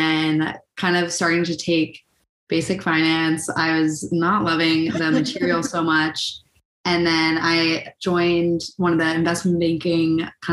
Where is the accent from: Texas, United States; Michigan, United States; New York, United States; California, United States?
New York, United States; Rye; I'm from Rye, New York